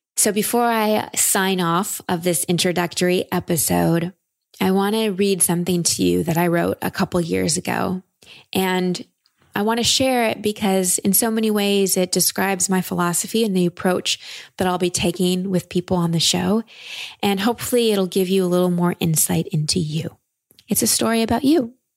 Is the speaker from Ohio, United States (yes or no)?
no; Texas, United States; I'm from Texas